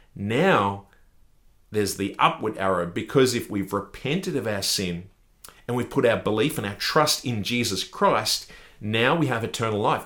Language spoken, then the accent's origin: English; Australia; I'm from Australia